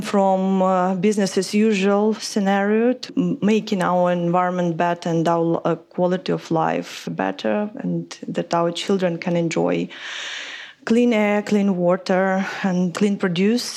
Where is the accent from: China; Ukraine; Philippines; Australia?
Ukraine; moved away as an adult; also born or lived in London; I come from Ukraine and I did an environmental studies back in Ukraine